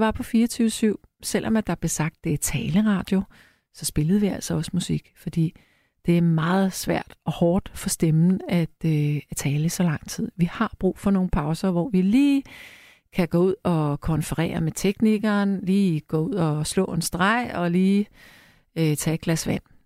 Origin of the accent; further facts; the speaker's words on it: Frederiksberg, Capital Region of Denmark, Denmark; på Frederiksberg, hvor jeg er opvokset